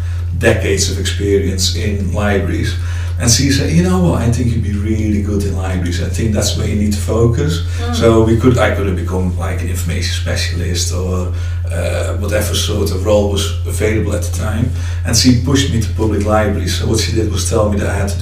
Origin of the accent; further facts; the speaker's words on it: Friesland, Netherlands; now in Derby, United Kingdom; I have a slight accent because I'm originally from the Netherlands, from the north of the Netherlands, a place called Friesland.